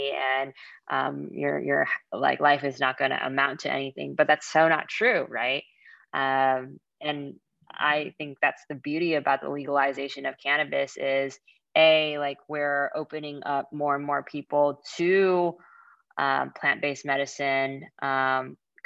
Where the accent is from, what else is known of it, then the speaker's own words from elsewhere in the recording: California, United States; also born or lived in Boston; I was very sheltered growing up in California